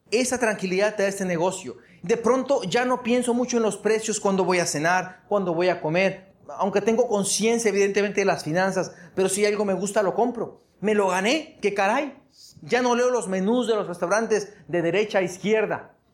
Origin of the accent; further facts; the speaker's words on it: Hermosillo, Sonora, Mexico; mi pueblo de Hermosillo, 850 mil habitantes